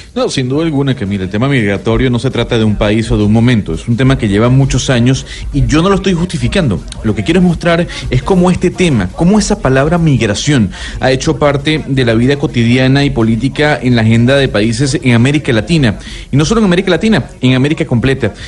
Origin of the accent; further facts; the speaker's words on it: Venezuela; como venezolano